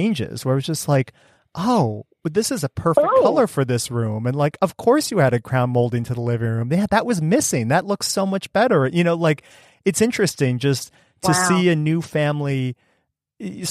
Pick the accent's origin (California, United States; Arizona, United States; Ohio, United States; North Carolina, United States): Ohio, United States; Cleveland; moved away; I grew up outside of Cleveland in a like 1926, 1928 house